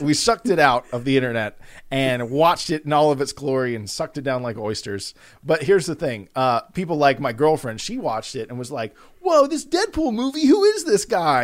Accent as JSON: {"language": "English", "town": "Atlanta", "region": "Georgia", "country": "United States", "said": "we're from Atlanta"}